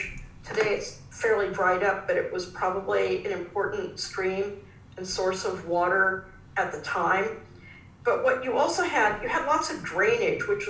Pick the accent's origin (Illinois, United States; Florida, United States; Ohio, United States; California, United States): California, United States; now in Melbourne, Australia; I come from California, where we have earthquakes